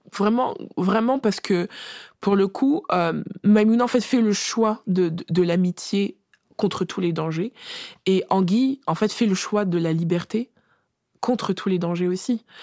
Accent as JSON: {"language": "French", "country": "France", "said": "on est française de naissance"}